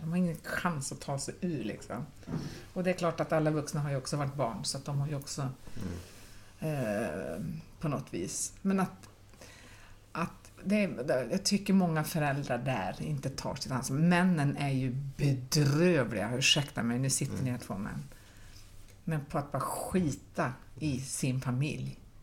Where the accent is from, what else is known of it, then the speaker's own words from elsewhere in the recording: Pajala, Norrbotten County, Sweden; now in Gothenburg, Sweden; jag är ju inte ens göteborgare, utan jag är ju från Pajala